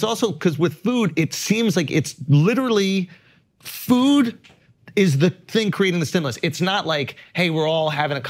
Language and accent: English; New York City, New York, United States; I grew up in New York City.